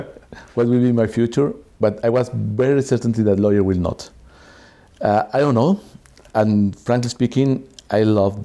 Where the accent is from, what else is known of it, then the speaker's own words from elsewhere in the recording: Mexico City, Mexico; English is a second language; I born in Mexico City and I am economist.